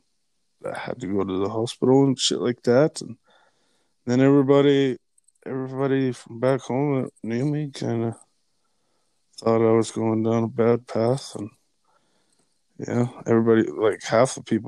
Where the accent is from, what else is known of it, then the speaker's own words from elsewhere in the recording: Alberta, Canada; moved away; I moved back up to Alberta, and I was here for a few months, and went back to my hometown